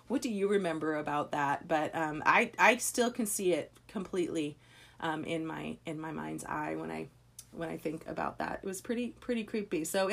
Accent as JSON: {"language": "English", "town": "Las Vegas", "region": "Nevada", "country": "United States", "tie": "born or raised there", "said": "I grew up in Las Vegas, more or less. I had lived there when I was little, and then I moved there when I was 13 and stayed all the way through and graduated from high school in Las Vegas."}